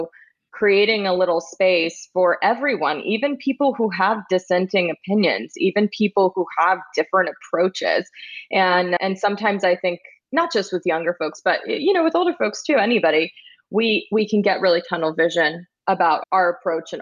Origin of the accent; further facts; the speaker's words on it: Texas, United States; I grew up in Texas